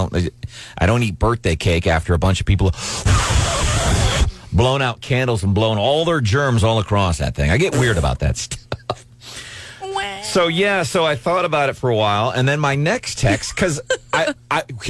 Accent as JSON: {"language": "English", "town": "St. Louis", "region": "Missouri", "country": "United States", "tie": "born or raised there", "also_born_or_lived": "Lafayette, Indiana", "moved": "as an adult", "said": "growing up in St. Louis and working in the St. Louis area"}